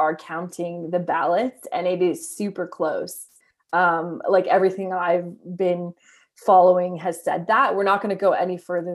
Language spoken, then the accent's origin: English; Canada; as a Canadian